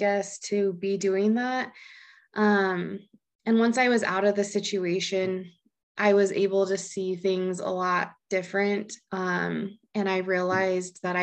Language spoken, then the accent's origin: English; Laramie, Wyoming, United States; I'm from Laramie, Wyoming. So been here for quite a while.